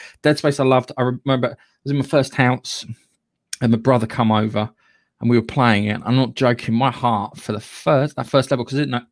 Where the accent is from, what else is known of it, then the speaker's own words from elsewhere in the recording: United Kingdom; Being British